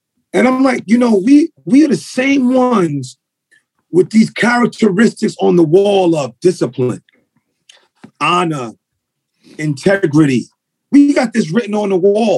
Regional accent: New York City, New York, United States; also born or lived in Brooklyn / Bronx; I was born in Brooklyn. My mother was born in Brooklyn. She raised me, but then we moved to the Bronx.

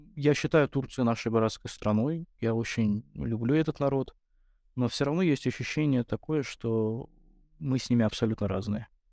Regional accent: Russia; я рос в России

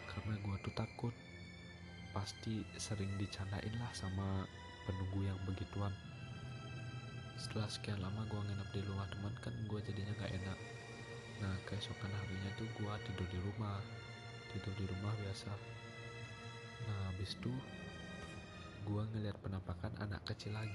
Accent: Bali, Indonesia; sebagai orang Bali kan biasanya membanten

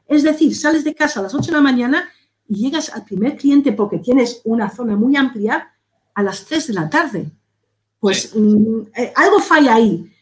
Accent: Spain; nosotros aquí en España

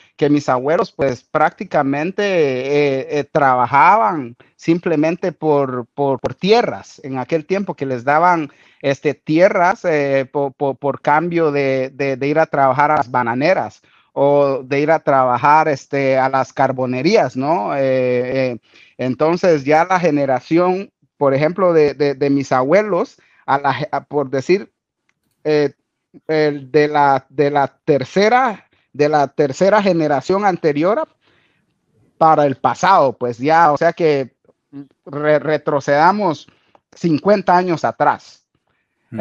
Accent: Guatemala; moved away as an adult; now in Australia; yo soy de Guatemala

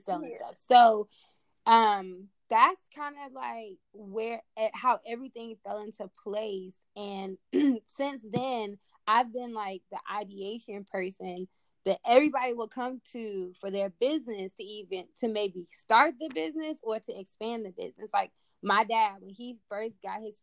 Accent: Charlotte, North Carolina, United States; growing up in Charlotte

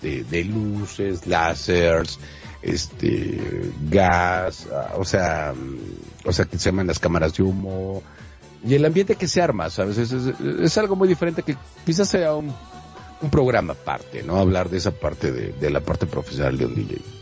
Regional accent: Monterrey, Nuevo León, Mexico; now in Mexico City, Mexico; yo soy de Monterrey

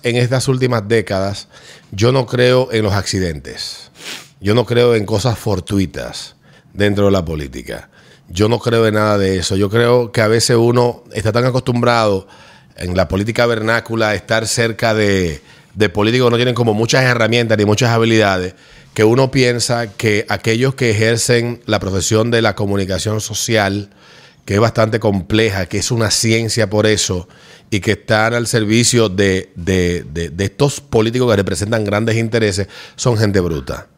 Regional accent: Santo Domingo, Distrito Nacional, Dominican Republic; also born or lived in Cibao; un capitaleño, bueno, adoptivo, yo, mi familia del Cibao, pero aunque nací aquí, viví parte y parte, un tiempo en el Cibao, otro tiempo aquí, pero me siento más capitaleño que del Cibao por la cantidad de años que vivo

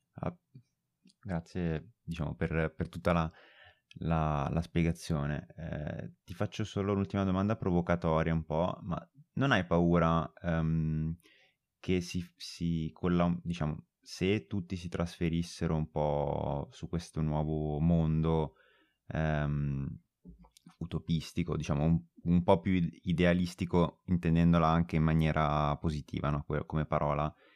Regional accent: Monza, Lombardy, Italy; io sono di Monza

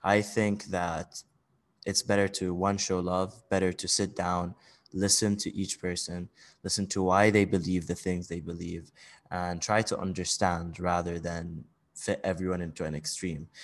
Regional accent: Bahrain; also born or lived in Saudi Arabia / Switzerland / United Kingdom / United States; now in Dubai, United Arab Emirates; I'm actually, uh, Saudi, uh, but I grew up mainly in Bahrain.

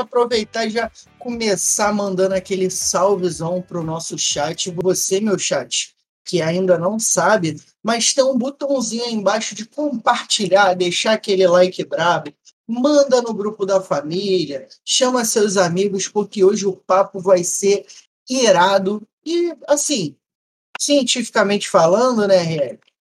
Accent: Rio de Janeiro, Brazil; Carioca da gema

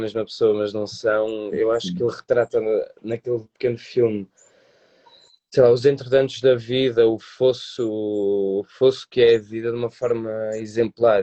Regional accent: Porto, Norte, Portugal; fazíamos teatro num grupo comunitário aqui da cidade do Porto, porque eu sou do Porto

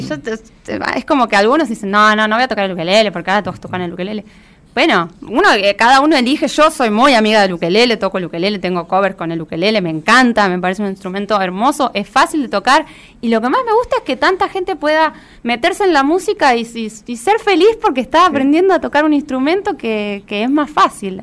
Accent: Buenos Aires, Argentina; moved away as an adult; now in Ciudad Evita, Argentina; Yo actualmente vivo en Ciudad Evita, eh, pero toda la vida crecí en Capital. Hace cuatro años recién me mudé para allá y crecí por Flores y por Caballito.

